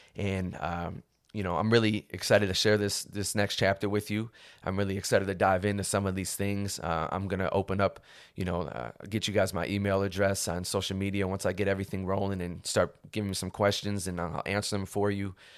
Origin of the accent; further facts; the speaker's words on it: Cleveland, Ohio, United States; moved away as an adult; now in Los Angeles, United States; I was originally born and raised in Cleveland, Ohio